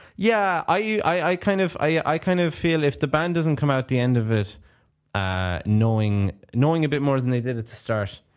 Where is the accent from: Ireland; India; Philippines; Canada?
Ireland; Clare, Munster; now in Japan; I'm from Ireland